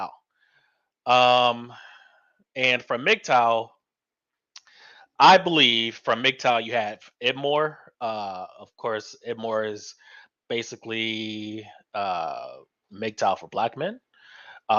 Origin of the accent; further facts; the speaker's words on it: Florida, United States; I am born and raised in Florida